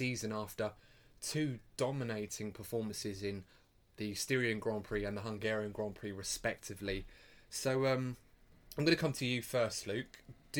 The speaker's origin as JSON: {"language": "English", "region": "England", "country": "United Kingdom", "said": "obviously we're all English here."}